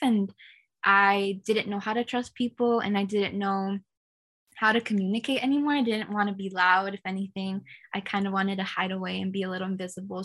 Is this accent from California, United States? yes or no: yes; California, United States; I was born and raised in California